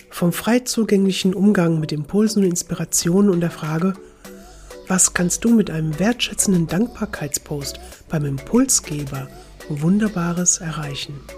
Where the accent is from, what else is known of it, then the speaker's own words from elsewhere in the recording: Split, Split-Dalmatia County, Croatia; German is a second language; letzte Woche in Split in meiner Heimat gemacht habe